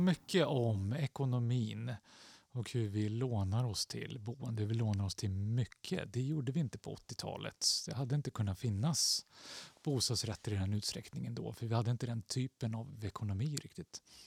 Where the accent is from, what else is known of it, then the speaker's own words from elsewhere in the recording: Stockholm, Stockholm County, Sweden; jag växte upp i Axelsberg, två tunnelbanestationer från Aspudden